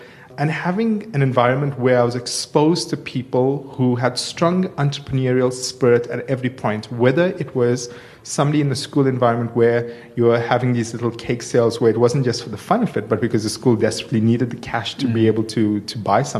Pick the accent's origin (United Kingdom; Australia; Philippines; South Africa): South Africa; Durban, KwaZulu-Natal; now in Johannesburg, South Africa; I grew up in Durban in an area called Clare Estate.